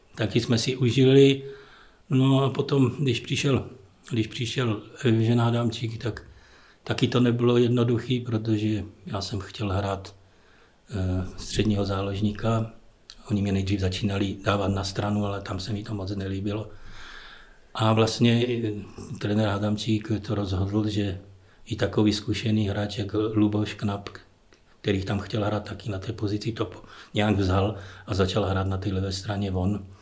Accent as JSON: {"language": "Czech", "town": "Ostrava", "region": "Moravian-Silesian Region", "country": "Czechia", "tie": "born or raised there", "also_born_or_lived": "Wrocław, Poland", "moved": "as an adult", "lives_now": "Teplice, Czech Republic", "said": "narodili jsme se i manželka, i já v Ostravě oba dva, takže jsme rodili Ostraváci"}